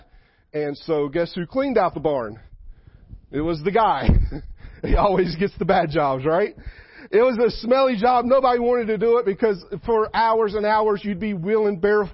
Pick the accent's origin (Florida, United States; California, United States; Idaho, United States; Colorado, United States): Florida, United States; South; I grew up in South Florida.